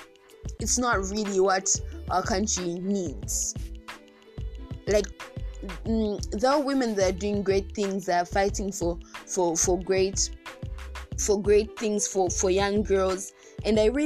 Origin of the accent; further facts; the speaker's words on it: Zambia; our country Zambia